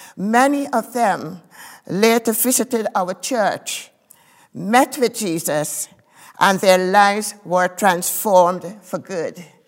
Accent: Guyana; I was born in Guyana, in South America.

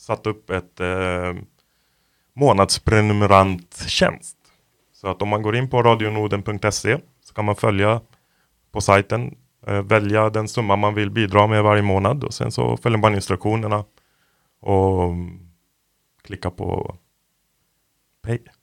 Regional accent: Lebanon; now in Sweden; jag är från Libanon som väldigt många vet. Och jag växte upp där under inbördeskriget

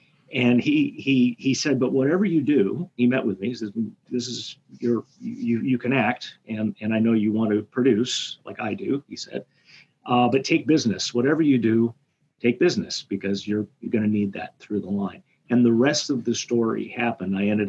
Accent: United States; And end up being the American that year.

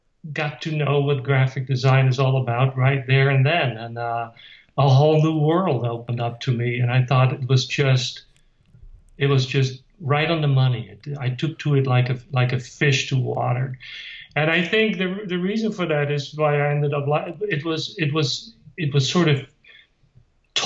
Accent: Netherlands; moved away; I grew up in Holland

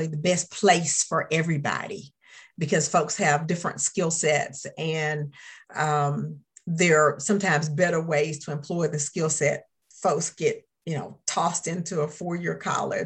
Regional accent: Augusta, Georgia, United States; I grew up in Augusta

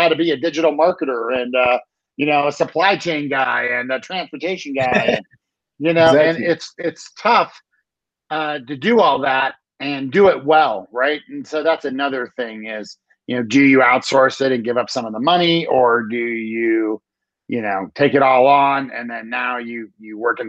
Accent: Maryland, United States; now in Colorado, United States; I grew up in Maryland, which is on the east coast of the US by Washington

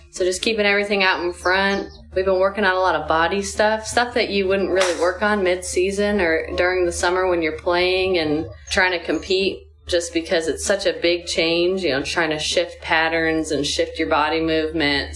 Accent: Cleveland, Ohio, United States; I grew up in Cleveland

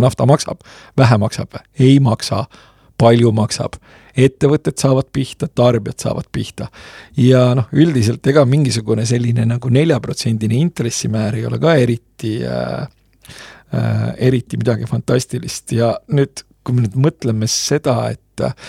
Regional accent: Estonia; sündisin Nõukogude Eestis, kus äh, sellel ajal, kui ma hakkasin kooli minema

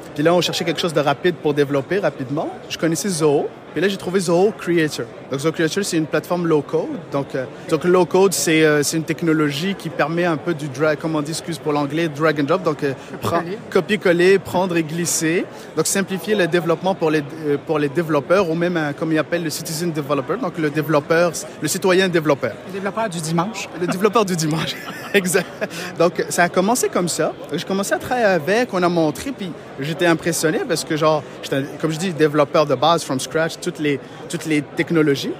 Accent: Morocco; also born or lived in Matane, Quebec, Canada; now in Quebec, Canada; Moi, je suis d'origine du Maroc

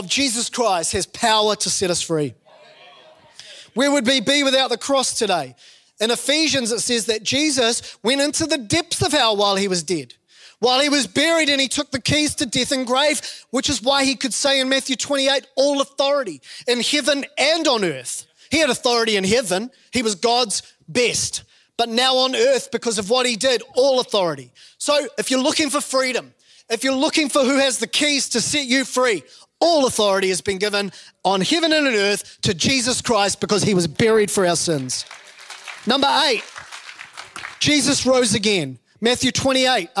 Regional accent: New Zealand; growing up in New Zealand

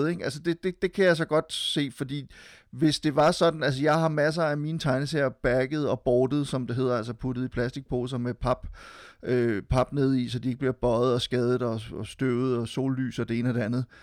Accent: Silkeborg, Central Denmark Region, Denmark; also born or lived in Frederiksberg; jeg har jo tilbragt en del af min barndom i Silkeborg, men faktisk også en del af min min barndom på, på Frederiksberg. Jeg boede lige på øh, bag ved radiohuset.

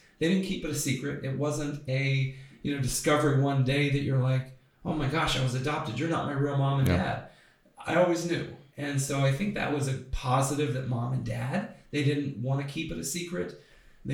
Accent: Reynoldsburg, Ohio, United States; Loved growing up in Reynoldsburg

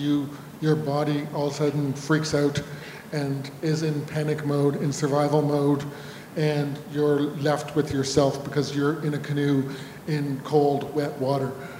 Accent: Northern Ontario, Canada; growing up in Northern Ontario

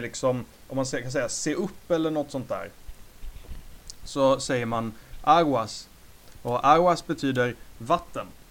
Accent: Sweden; Vi som svenskar

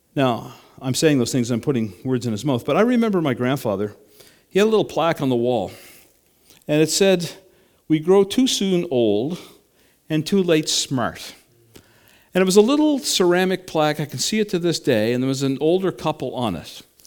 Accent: Canada; I'm a Canadian

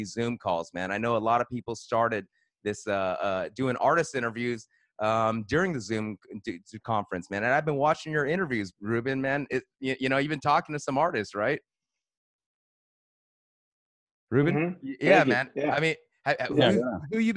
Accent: West Covina, California, United States; I grew up in West Covina

